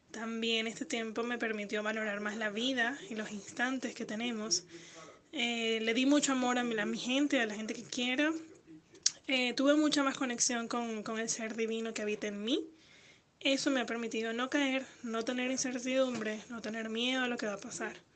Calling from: Argentina; desde Argentina.

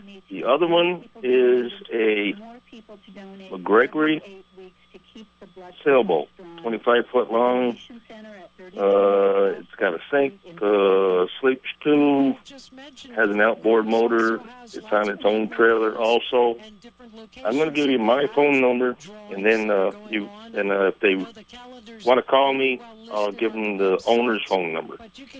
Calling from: Putnam Station, New York, United States; Good morning. This is … over here in Putnam Station.

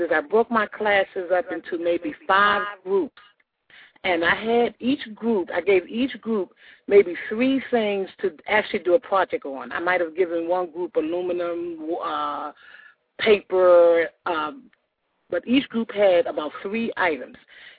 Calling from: Macon, Georgia, United States; I'm calling from Macon, Georgia.

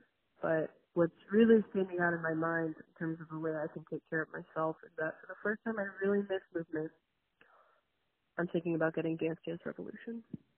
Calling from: Los Angeles, California, United States; of Not All Geminis, and I'm calling from Los Angeles.

